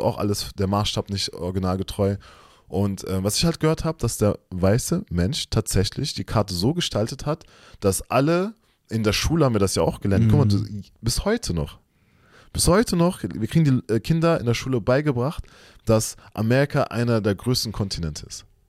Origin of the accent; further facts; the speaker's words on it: Germany; wir sind auch zum Beispiel in Deutschland aufgewachsen, geboren